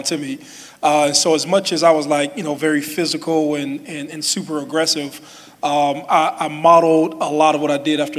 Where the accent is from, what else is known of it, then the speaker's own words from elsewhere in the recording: Youngstown, Ohio, United States; now in Westerville, United States; I came from Youngstown